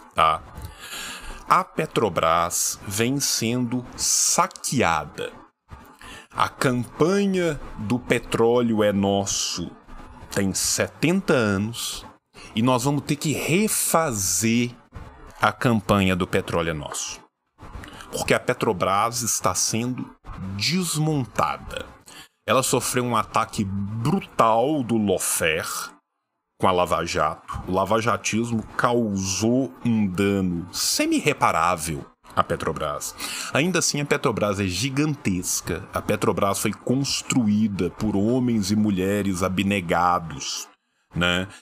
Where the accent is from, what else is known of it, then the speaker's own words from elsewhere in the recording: interior of Minas Gerais, Brazil; Eu sou do interior de Minas